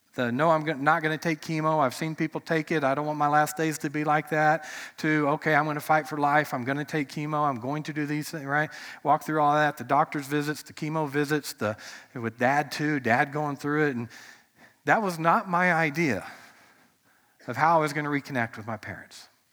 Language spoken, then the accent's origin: English; United States; as an American